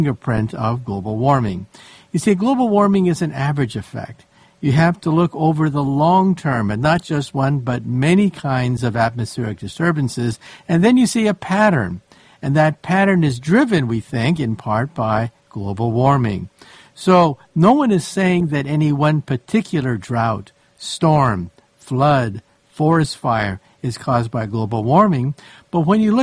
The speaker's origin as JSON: {"language": "English", "town": "San Francisco", "region": "California", "country": "United States", "tie": "born or raised there", "said": "I grew up in San Francisco"}